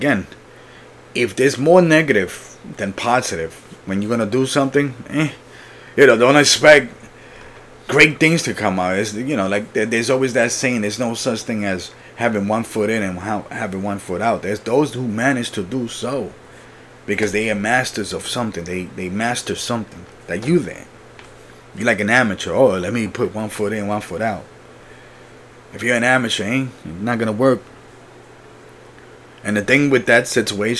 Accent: Puerto Rico; I was born in Puerto Rico, so for me, nature is like the beach

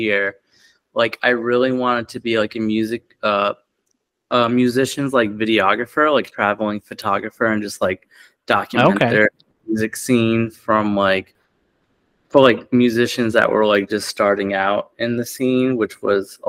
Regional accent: North Providence, Rhode Island, United States; also born or lived in Johnston, Rhode Island; I grew up in North Providence most of my life.

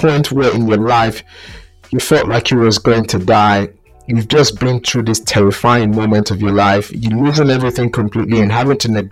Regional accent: Nigeria; moved away; I grew up in Nigeria

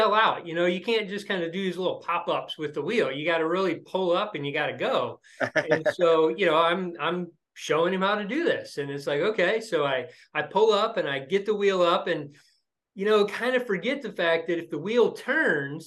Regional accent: Lima, Ohio, United States; moved away as an adult; also born or lived in Columbus, Ohio; now in Indianapolis, United States; I grew up in Lima, Ohio, a small town in northwestern Ohio, graduated high school there

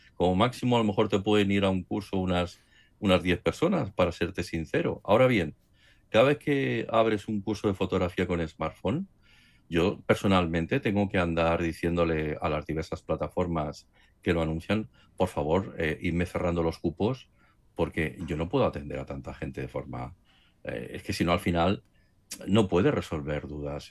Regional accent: Barcelona, Catalonia, Spain; moved away as an adult; also born or lived in Madrid; aunque yo soy nacido aquí en Barcelona, pero como estuve trabajando en Madrid, pues al trasladarme aquí a, Barcelona

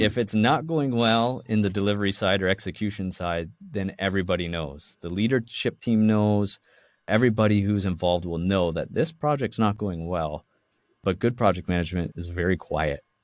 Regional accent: Toronto, Ontario, Canada; now in Vancouver, Canada; I was born and raised in the Toronto side of Canada

